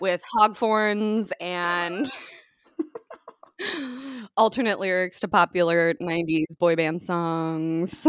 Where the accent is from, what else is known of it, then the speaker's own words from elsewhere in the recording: United States; as an American on Thanksgiving